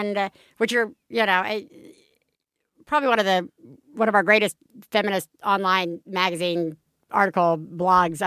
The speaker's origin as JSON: {"language": "English", "region": "Alabama", "country": "United States", "said": "I'm from Alabama"}